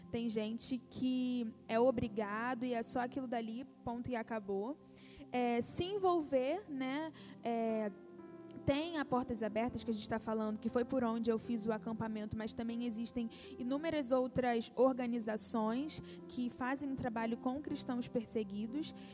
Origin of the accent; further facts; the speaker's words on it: Brazil; a gente também volta muito mais consciente dos nossos privilégios como brasileiros, né?